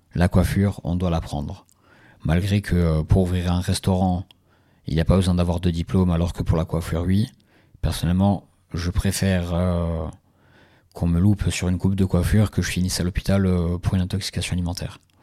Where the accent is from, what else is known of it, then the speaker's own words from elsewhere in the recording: Ajaccio, Corsica, France; je suis originaire d'Ajaccio